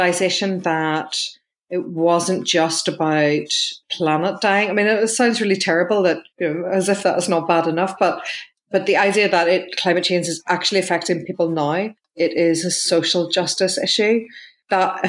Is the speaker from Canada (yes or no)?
no; Lisburn, Northern Ireland, United Kingdom; I grew up in Lisburn in Northern Ireland, which is just about an hour south of Belfast.